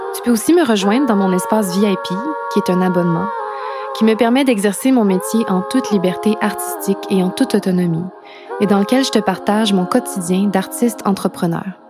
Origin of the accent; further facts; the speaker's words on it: Quebec, Canada; also born or lived in London / Montreal; J'ai quitté le Québec